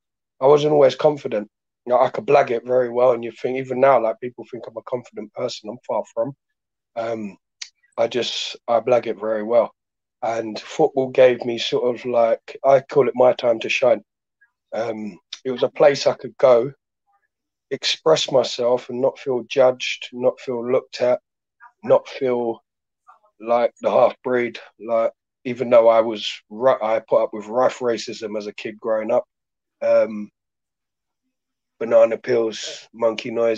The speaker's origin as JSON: {"language": "English", "region": "London", "country": "United Kingdom", "tie": "born or raised there", "also_born_or_lived": "Devon", "said": "I was a mixed race boy growing up in Sydenham, Blueborough, Lewisham."}